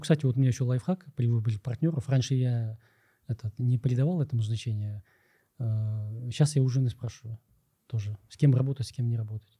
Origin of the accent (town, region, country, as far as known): Kyrgyzstan